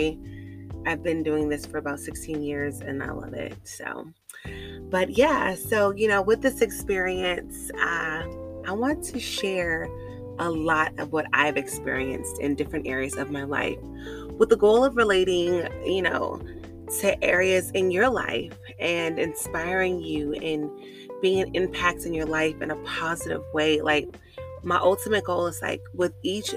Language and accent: English; California, United States; moved away as an adult; I'm originally from California